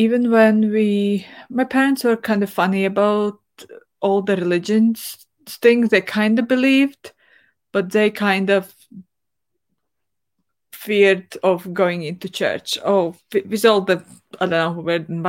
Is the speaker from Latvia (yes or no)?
yes; Latvia; I grew up in Soviet Union, where going to church wasn't really way of life, at least not in my family